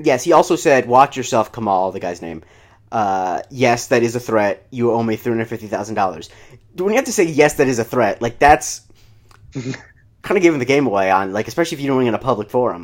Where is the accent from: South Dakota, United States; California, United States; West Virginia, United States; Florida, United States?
Florida, United States; I grew up in Florida